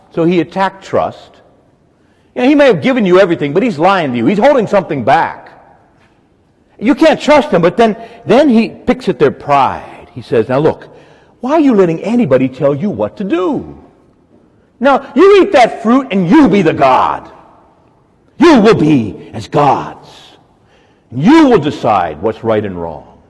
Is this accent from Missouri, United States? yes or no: no; Woodbridge, Virginia, United States; I grew up in Woodbridge, Dale City